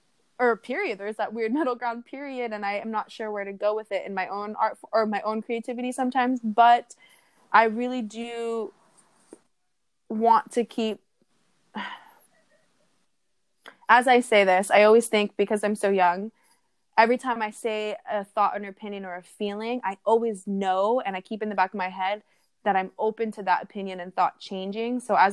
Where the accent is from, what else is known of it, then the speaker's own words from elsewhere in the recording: Hawaii, United States; I'm Hawaiian Samoan, I'm not Tahitian, but it, you know, it's our cousins for sure.